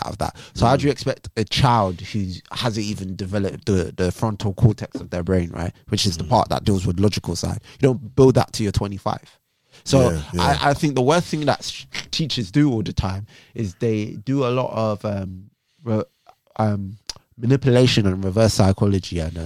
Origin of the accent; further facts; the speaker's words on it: Jamaica; as a Jamaican man